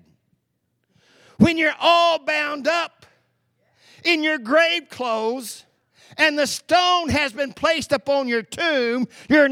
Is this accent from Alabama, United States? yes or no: no; East Texas, United States; where I grew up in East Texas.